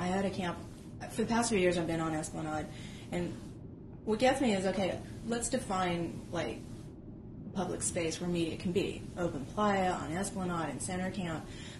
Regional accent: Los Angeles, California, United States; I'm from Los Angeles, and I work in television and entertainment every day.

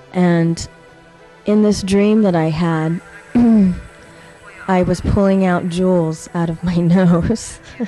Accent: Los Angeles, California, United States; And I grew up performing in Los Angeles, since we have so much available to us as creative artists.

